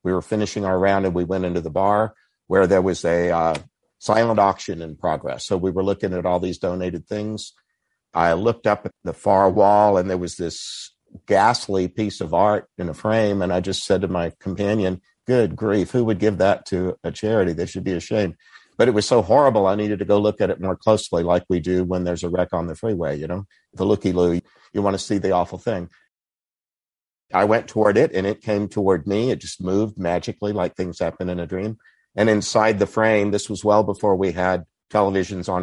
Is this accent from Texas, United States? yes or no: yes; Texas, United States; I grew up in Texas where there were a lot of Baptists who wouldn't have thought of purgatory.